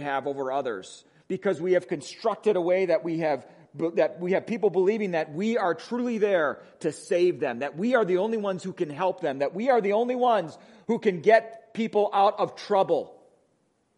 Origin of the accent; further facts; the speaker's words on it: Wisconsin, United States; accent: Wisconsin; moved away; my Wisconsin accent